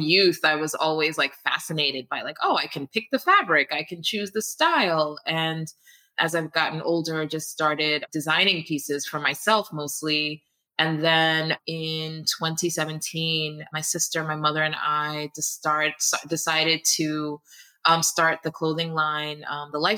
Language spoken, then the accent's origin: English; New York City, New York, United States; also born or lived in Ghana; I was also born in the US, grew up in Queens, New York, and live in Queens right now